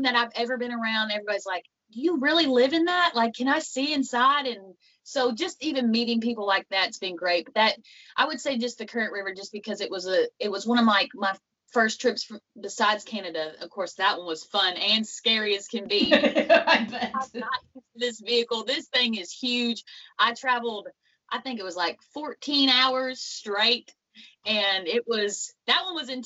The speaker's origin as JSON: {"language": "English", "region": "Western Kentucky", "country": "United States", "said": "Where I'm from is from Western Kentucky. It's about a little town called Catawba"}